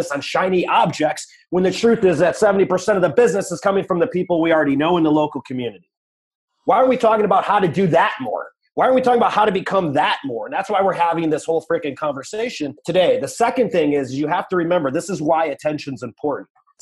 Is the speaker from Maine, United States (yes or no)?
no; Chicago, Illinois, United States; we're from Chicago